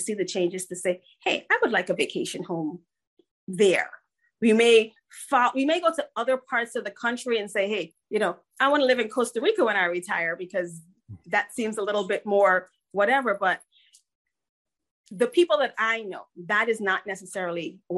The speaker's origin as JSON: {"language": "English", "town": "Georgetown", "region": "Demerara-Mahaica", "country": "Guyana", "tie": "born or raised there", "also_born_or_lived": "New Jersey", "moved": "yes", "lives_now": "United States", "said": "I am an immigrant. I was born in Georgetown, Guyana, South America, and emigrated here with my parents."}